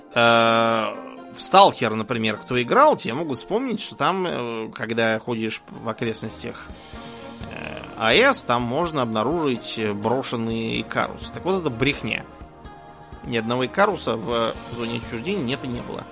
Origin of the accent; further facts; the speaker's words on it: Moscow, Russia; я помню, как я в детстве ездил в Союзное Бутово, возвращаясь из школы